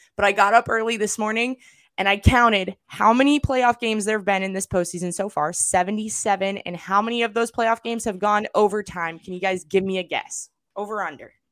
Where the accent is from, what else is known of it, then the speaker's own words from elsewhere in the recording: Arizona, United States; also born or lived in Los Angeles, California; I grew up in Arizona and Los Angeles